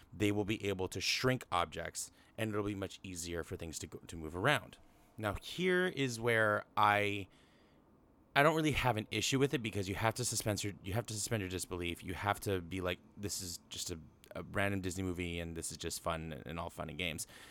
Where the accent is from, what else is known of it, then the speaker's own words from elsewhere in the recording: Canada; I'm Canadian